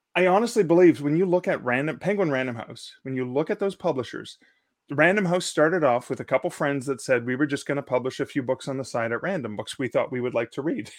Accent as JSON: {"language": "English", "country": "Canada", "said": "as a Canadian"}